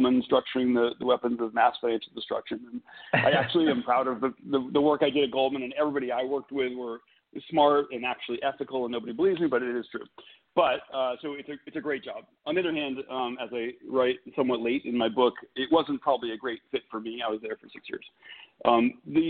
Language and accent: English; Massachusetts, United States; moved away as an adult; also born or lived in New York City; now in San Antonio, United States; I'm not a native Texan, which Texans won't forgive, but I'm from Massachusetts